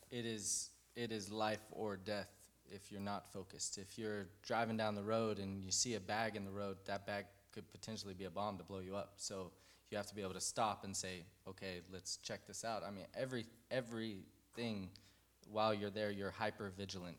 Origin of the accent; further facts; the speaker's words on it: Fort Worth, Texas, United States; also born or lived in Colorado; I grew up here in Fort Worth